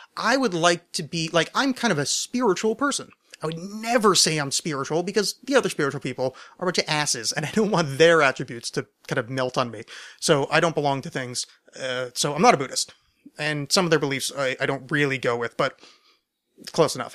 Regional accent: United States; I'm American

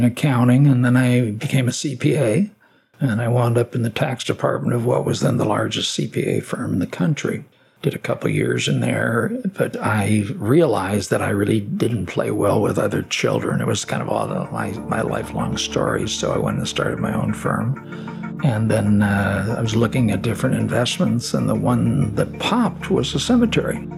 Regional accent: Chicago, Illinois, United States; moved away as an adult; now in Hermitage, United States; I'm born and raised in Chicago.

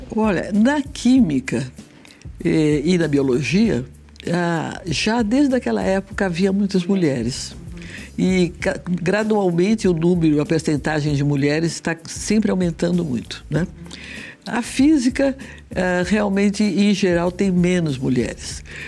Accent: Rio de Janeiro, Brazil; moved away as an adult; also born or lived in São Paulo; now in São Carlos, Brazil; eu sou paulista, mas eu fui, passei a minha adolescência e juventude no Rio

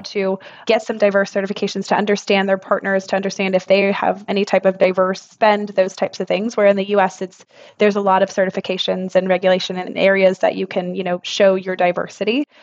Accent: Texas, United States; moved away as an adult; also born or lived in Houston; now in London, United Kingdom; I'm a Texan born and raised.

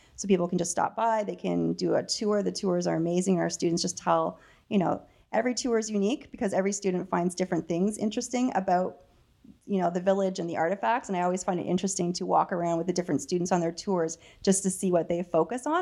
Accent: Dananagra, Ontario, Canada; moved away; I'm from Dananagra.

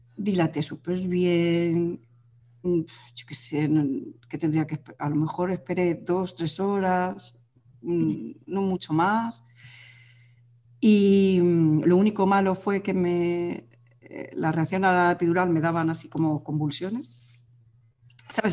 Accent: Madrid, Community of Madrid, Spain; now in Galicia, Spain; nosotros vivimos en Galicia, aunque yo soy de Madrid

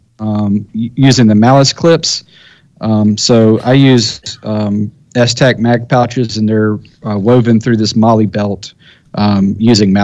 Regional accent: United States; I'm an American

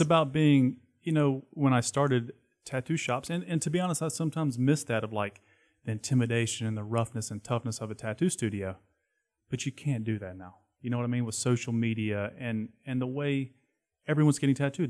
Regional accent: Charlotte, North Carolina, United States; I grew up skateboarding in Uptown

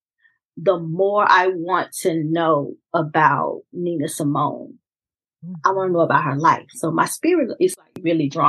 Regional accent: Mississippi, United States; I'm from Mississippi

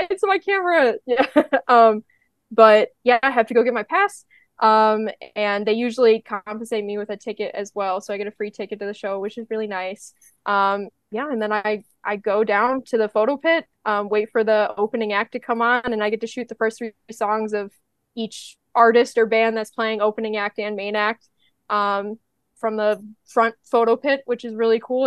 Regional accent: Midwest, United States; I'm from the Midwest.

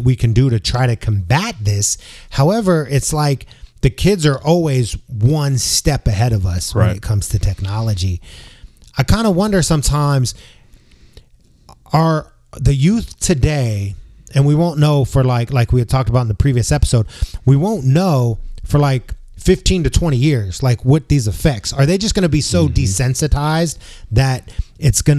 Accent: San Francisco, California, United States; me growing up in San Francisco, which is a very sex positive city

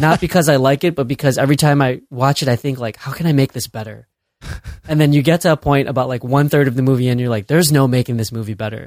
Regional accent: Chicago, Illinois, United States; moved away as an adult; now in San Francisco, United States; I'm born and raised in Chicago. I'm Chicago proud

